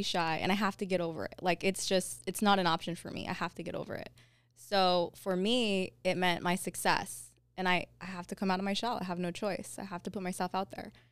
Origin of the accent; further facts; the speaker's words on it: Covina, California, United States; I grew up in Covina